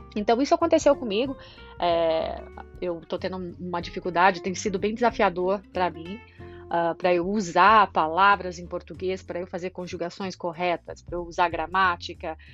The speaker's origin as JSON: {"language": "Portuguese", "region": "São Paulo", "country": "Brazil", "moved": "as an adult", "lives_now": "Ireland", "said": "Saí do Brasil"}